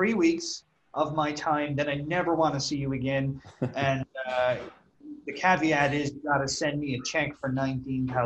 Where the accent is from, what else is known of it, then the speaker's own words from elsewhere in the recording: Ireland; I'm from Ireland, as I'm sure people can guess from my accent.